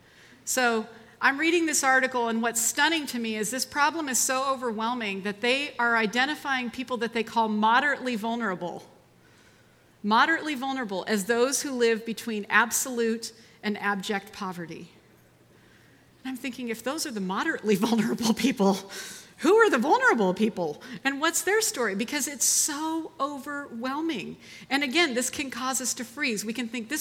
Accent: United States; I was born in America

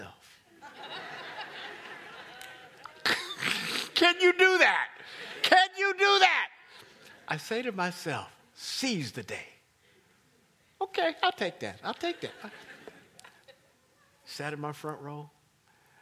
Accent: Kansas City, Missouri, United States; We're from Kansas City.

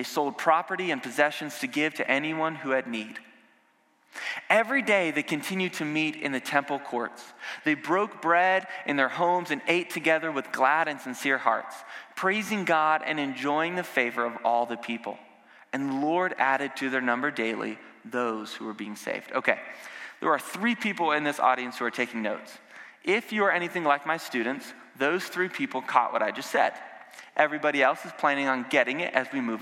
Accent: the South, United States; I grew up in the South and in a Southern Baptist church

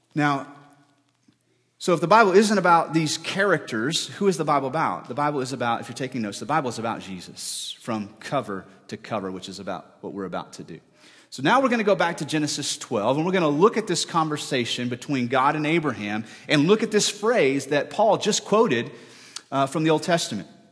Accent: United States; our reputations on earth as American people

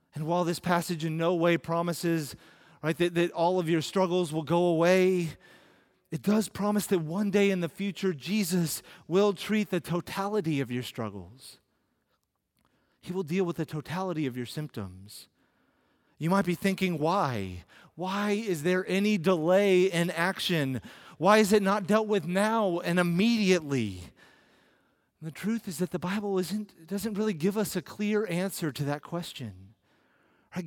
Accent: United States

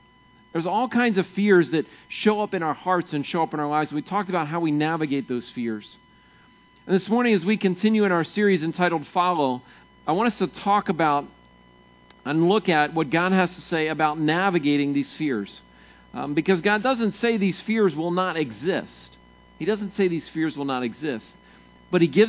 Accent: Maryland, United States; moved away; I grew up in Maryland, and Maryland's fairly flat.

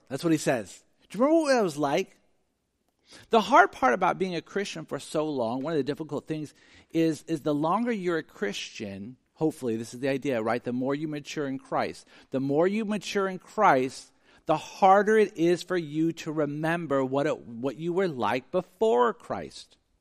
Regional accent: Sacramento, California, United States; I grew up in South Sacramento

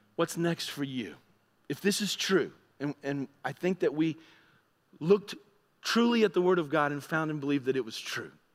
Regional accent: United States; I'm an American, I'm new to your area

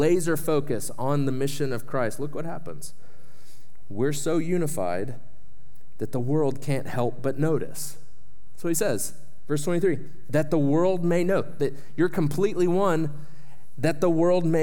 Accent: Shawnee, Oklahoma, United States; my hometown of Shawnee, Oklahoma, was hit hard by a tornado. And the place where I grew up, went to school, all

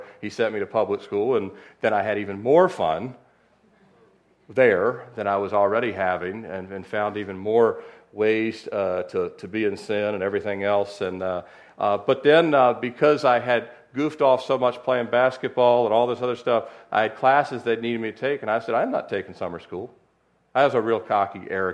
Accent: Annapolis, Maryland, United States; moved away; I was born in 1969 in Annapolis, Maryland, 2.5 hours up the road. My brother's still in love with crabs and Old Bay and all that good stuff, and we grew up right on the Chesapeake Bay.

